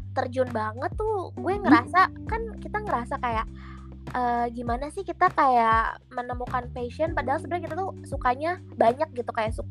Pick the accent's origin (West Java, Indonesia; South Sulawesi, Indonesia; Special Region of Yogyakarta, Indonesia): West Java, Indonesia; Bogor; yang kan gue anak ini ya, kita kan anak Bogor ya.